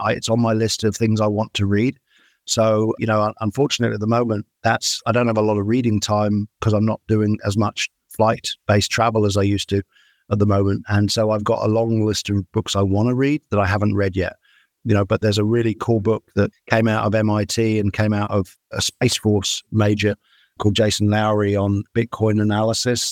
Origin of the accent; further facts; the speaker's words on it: United Kingdom; moved away as an adult; now in United States; I'm a Brit. I grew up in the UK